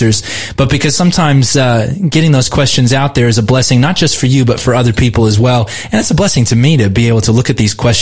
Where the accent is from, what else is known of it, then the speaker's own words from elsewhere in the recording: Southern California, United States; now in Australia; One place that I grew up in Southern California